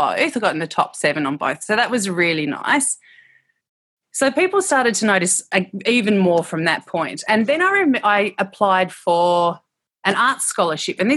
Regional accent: Tasmania, Australia; I was brought up in Tasmania and I'm in Devonport

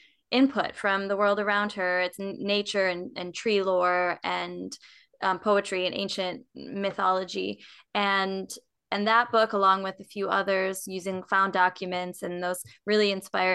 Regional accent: Minnesota, United States; moved away as an adult; also born or lived in East Texas / Raleigh, North Carolina; now in Charlotte, United States; I grew up in Minnesota, and then I went to college in East Texas

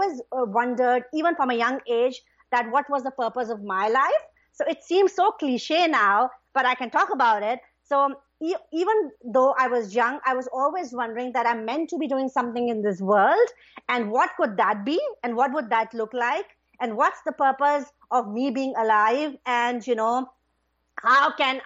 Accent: Pakistan; moved away; I'm originally from Pakistan, right? So when I was little, I had a pretty happy childhood

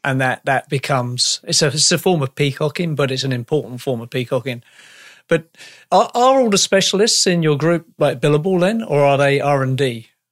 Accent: United Kingdom; now in Canada

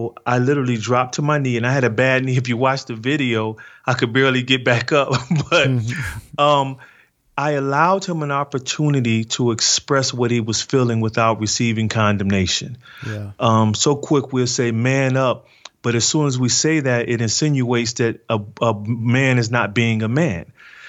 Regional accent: Detroit, Michigan, United States; what I've experienced growing up in Detroit without a father

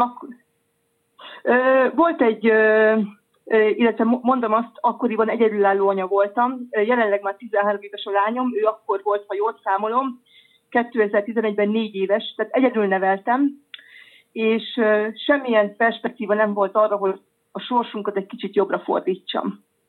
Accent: Hungary; now in France; Magyarországról érkeztem ide

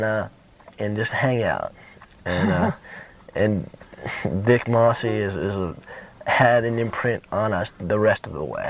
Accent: Atlanta, Georgia, United States; We're from Atlanta

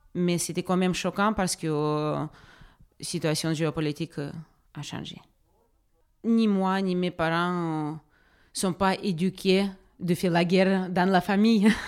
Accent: Donetsk, Donetsk Oblast, Ukraine; French is a second language; moved away as an adult; also born or lived in Moldova / North Macedonia; now in Draguignan, France; je suis née en Donetsk. C'est ma ville de naissance où j'ai vécu pendant 21 ans.

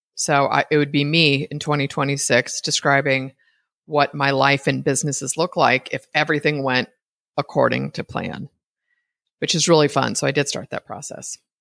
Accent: East Bay, California, United States; moved away as an adult; now in Costa Rica; I was raised in the East Bay

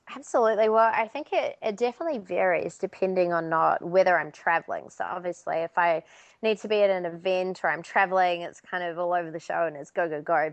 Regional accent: Auckland, New Zealand; moved away; So I'm from Auckland, New Zealand originally.

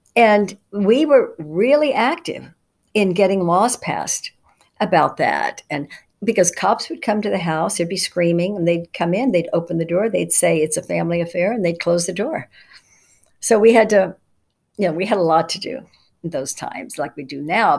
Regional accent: Dallas, Texas, United States; when I was growing up in Dallas, Texas, I was born in 1950

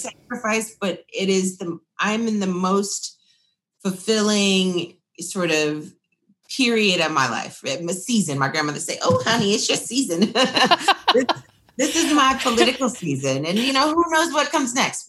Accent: Austin, Texas, United States; born or raised there

